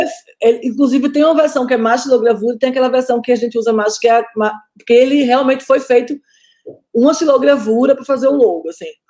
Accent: Northeast Region, Brazil; eu sou nordestina

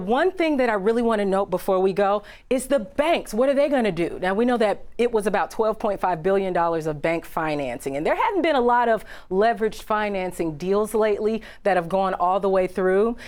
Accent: Chicago, Illinois, United States; back in my hometown of Chicago.

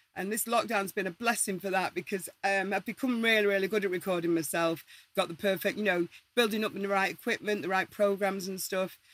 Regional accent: Manchester, North West England, United Kingdom; we're all from Manchester or Salford

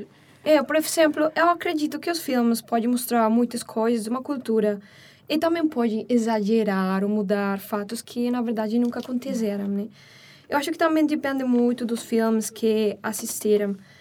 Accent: São Paulo, Brazil; eu sou de São Paulo mesmo

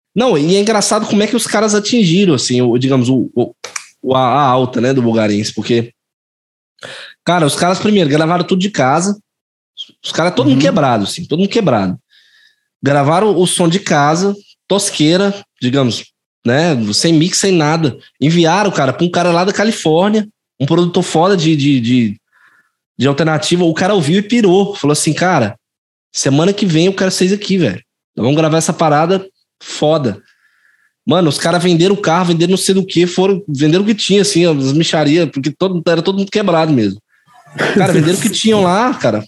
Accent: Goiás, Brazil; sou goiano mesmo

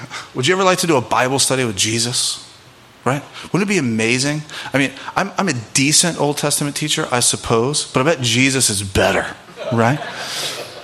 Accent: Birmingham, Alabama, United States; now in Memphis, United States; I grew up in Birmingham

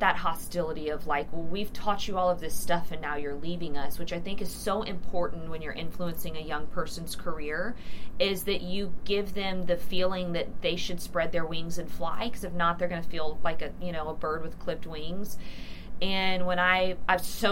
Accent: Houston, Texas, United States; also born or lived in Dallas, Texas; I started down in Houston where I was from

